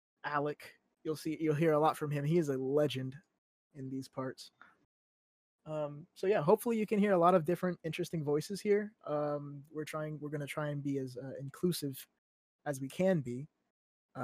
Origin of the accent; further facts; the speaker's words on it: Louisiana, United States; we're from Louisiana